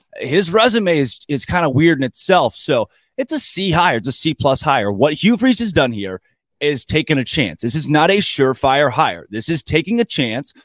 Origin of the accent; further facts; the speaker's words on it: near Tulsa, Oklahoma, United States; I grew up near Tulsa